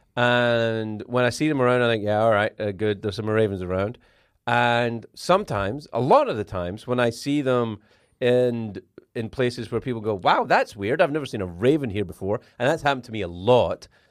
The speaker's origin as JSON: {"language": "English", "region": "Scotland", "country": "United Kingdom", "said": "I'm from Scotland"}